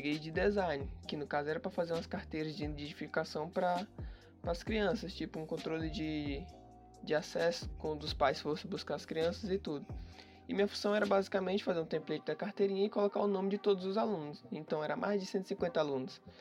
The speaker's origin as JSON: {"language": "Portuguese", "region": "Piauí", "country": "Brazil", "tie": "born or raised there", "lives_now": "São Paulo, Brazil", "said": "Eu sou natural do Piauí, porém estou morando agora em São Paulo."}